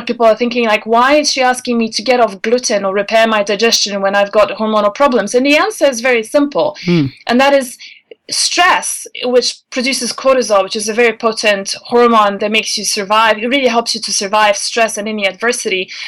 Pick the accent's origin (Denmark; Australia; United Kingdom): Denmark; English is a second language; You know, when I was growing up in Denmark, it was uh, an old lady's name.